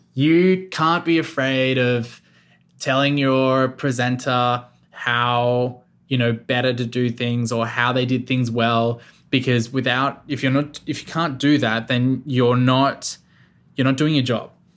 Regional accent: Australia; moved away as an adult; also born or lived in Melbourne; now in central Victoria, Australia; I was born in Melbourne, but I, I, I grew up on the South Coast, and then moved back to Melbourne when I was eighteen

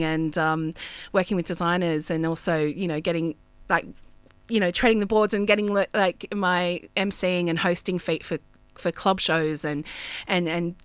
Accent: Australia; moved away as an adult; also born or lived in London; as an Australian in London

